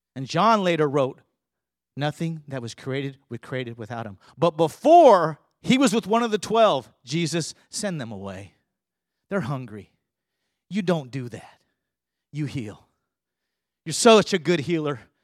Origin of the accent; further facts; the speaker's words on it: California, United States; now in Houston, United States; I'm from California